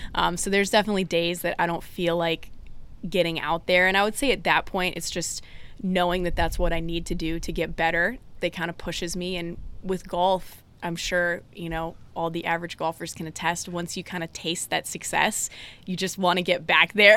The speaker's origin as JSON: {"language": "English", "town": "Durham", "region": "North Carolina", "country": "United States", "tie": "born or raised there", "also_born_or_lived": "Blacksburg, Virginia", "moved": "as an adult", "said": "growing up in the Durham area was big into the A C C and everything."}